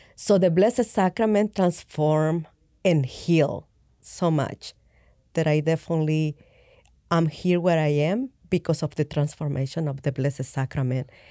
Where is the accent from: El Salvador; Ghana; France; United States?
El Salvador; I grew up in El Salvador, um, Catholic.